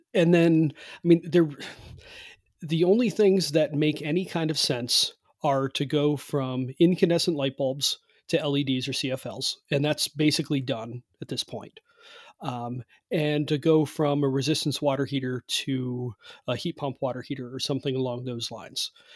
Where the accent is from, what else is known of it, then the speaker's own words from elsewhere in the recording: Cleveland, Ohio, United States; now in West Virginia, United States; I'm from Cleveland, happen to be living in West Virginia now, but I'm from Cleveland, which is a cold climate.